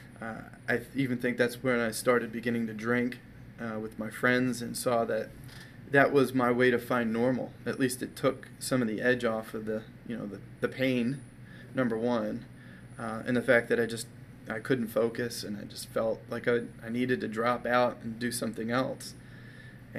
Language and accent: English; Maryland, United States; I grew up in my adolescent years, I grew up in Maryland